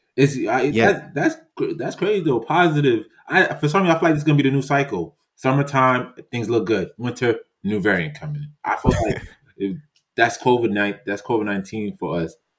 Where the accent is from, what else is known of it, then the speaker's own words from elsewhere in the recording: New York, United States; I'm from New York